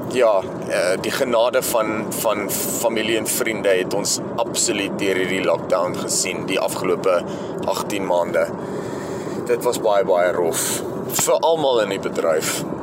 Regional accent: Alberton, Gauteng, South Africa; also born or lived in Johannesburg; gebore in Johannesburg stad en ek het in Alberton grootgeword.

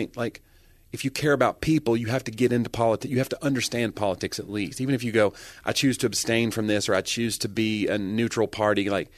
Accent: United States

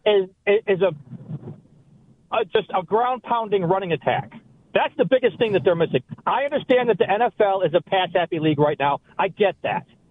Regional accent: Buffalo, New York, United States; I was born and raised in Buffalo

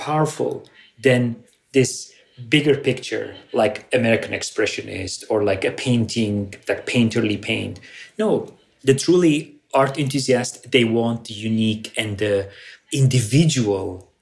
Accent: Aleppo, Aleppo Governorate, Syria; moved away as an adult; also born or lived in Armenia; now in United States; Growing up in Aleppo, it was a very unique experience

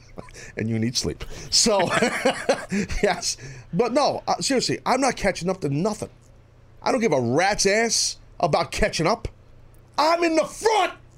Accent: United States; as a former wrestler from America because I am a proud American

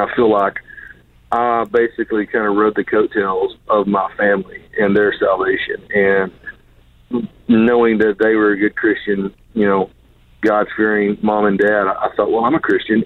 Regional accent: Pensacola, Florida, United States; I was born in Pensacola, Florida

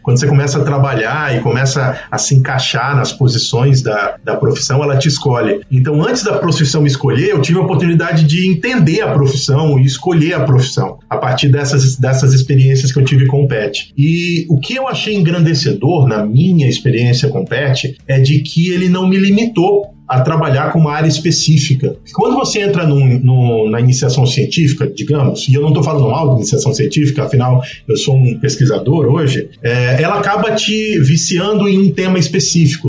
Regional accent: Pará, Brazil; Eu sou do Pará

